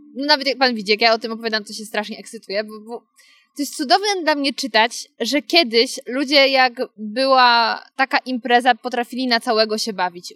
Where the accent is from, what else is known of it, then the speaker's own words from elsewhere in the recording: Karpacz / Świeradów area, Lower Silesian Voivodeship, Poland; czy to był Karpacz czy Świeradów, bo to moje strony